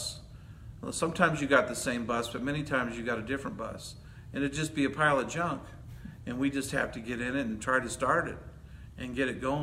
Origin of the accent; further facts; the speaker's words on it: Hazel Park, Michigan, United States; moved away as an adult; also born or lived in Chicago area, Illinois; now in California, United States; I'm from Hazel Park.